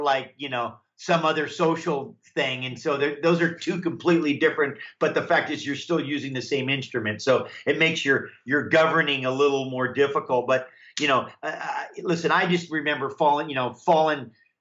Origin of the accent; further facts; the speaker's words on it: Hawaii, United States; I grew up in Hawaii, which is warm, of course